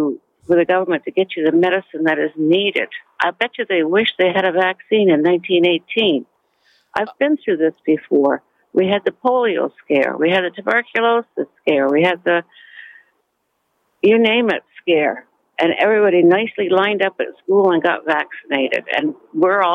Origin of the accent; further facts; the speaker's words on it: Netherlands; now in St. Catharines, Canada; I'm an immigrant from the Netherlands